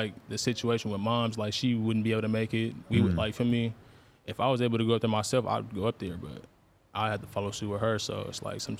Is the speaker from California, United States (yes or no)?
yes; Bakersfield, California, United States; also born or lived in Stockton, California; I only grew up in Bakersfield until I was like 11 years old.